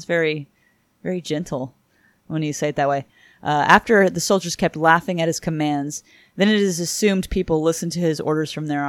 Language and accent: English; Stamford, Connecticut, United States; growing up in Stamford, Connecticut, just outside of Fairfield, Connecticut, and New York City, there is a playhouse in Stamford